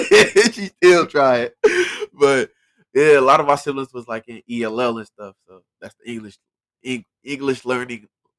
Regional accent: Liberia; also born or lived in Sierra Leone; Look, I was born in Freetown, Sierra Leone, but I'm Liberian.

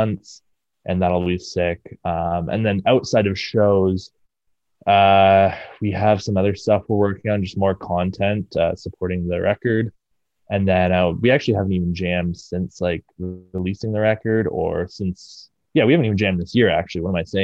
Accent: Brampton, Ontario, Canada; moved away as an adult; now in Toronto, Canada; I was born and raised in Brampton

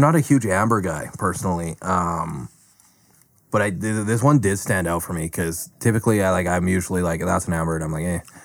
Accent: Calgary, Alberta, Canada; somebody that's been born and raised in Calgary

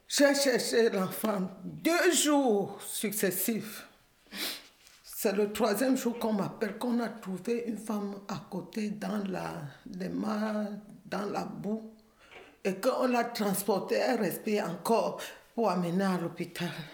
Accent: Cameroon; moved away as an adult; also born or lived in Edmonton, Canada; now in Montreal, Canada; je suis camerounaise

